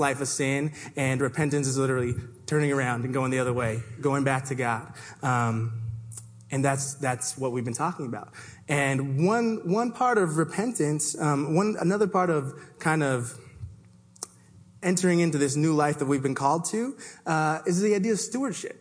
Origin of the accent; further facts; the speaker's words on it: Toronto, Ontario, Canada; now in Seattle, United States; I was born and raised in Toronto